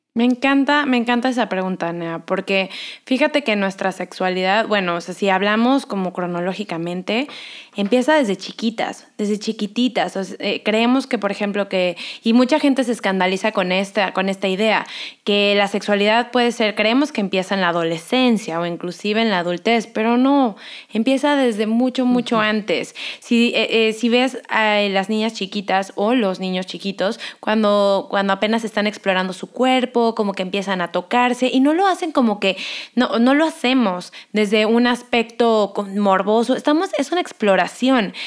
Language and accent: Spanish; Cancún, Quintana Roo, Mexico; moved away as an adult; also born or lived in Mexico City / Los Angeles, United States; yo nací en la Ciudad de México, crecí en Cancún, estudié aquí psicología, me voy a vivir a Los Ángeles